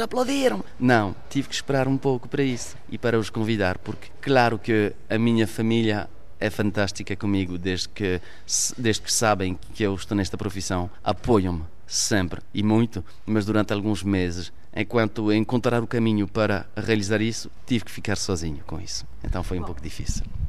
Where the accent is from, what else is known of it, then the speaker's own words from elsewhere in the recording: Poissy, Île-de-France, France; Portuguese is a second language; Os meus pais são portugueses, eu nasci então em França. Fui à escola em França, comecei a falar o francês